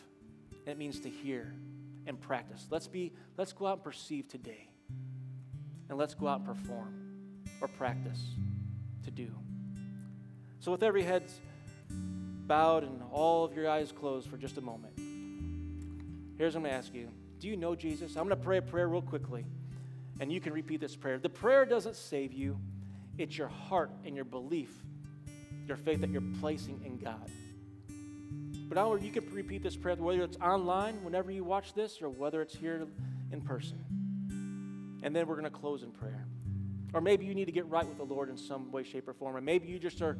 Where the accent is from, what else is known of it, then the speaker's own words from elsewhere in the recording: Cleveland, Ohio, United States; growing up in Cleveland, near Medina